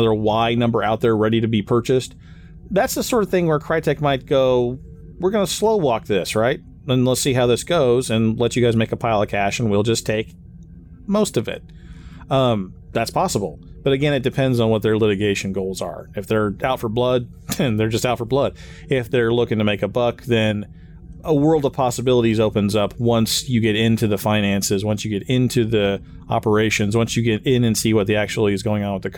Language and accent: English; Kansas, United States; I'm from Kansas